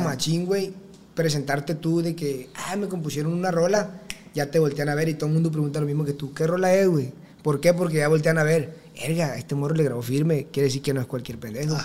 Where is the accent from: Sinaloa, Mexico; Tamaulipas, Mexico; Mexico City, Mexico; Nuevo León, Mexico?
Sinaloa, Mexico; El Dorado; tengo 21 años, soy del Dorado Culiacán, Sinaloa